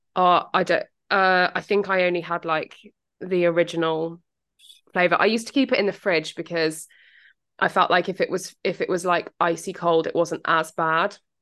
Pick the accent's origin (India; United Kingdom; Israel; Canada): United Kingdom; accent: British; my British accent